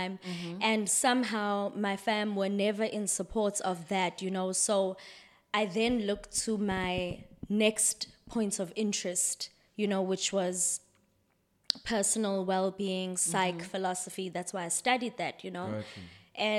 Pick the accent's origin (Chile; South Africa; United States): South Africa; Durban, KwaZulu-Natal; And I'm born and raised in Durban.